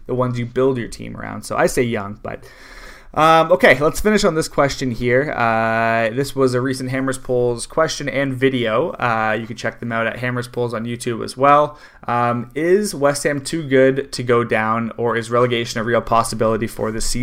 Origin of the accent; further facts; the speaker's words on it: Canada; I'm not coming at him. I'm Canadian.